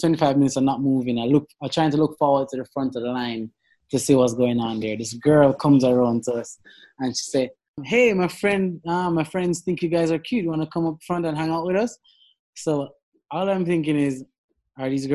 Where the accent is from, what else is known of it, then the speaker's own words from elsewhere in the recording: Jamaica; We're Jamaican.